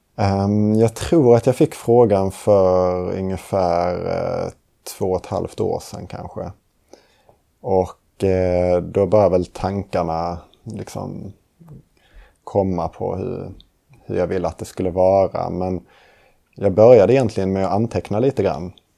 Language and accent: Swedish; Lund, Skåne, Sweden; moved away as an adult; now in Uppsala, Sweden; Och jag kommer från Lund Skåne. Och eh, flyttade hit till Uppsala för att läsa teologi på Johannelund.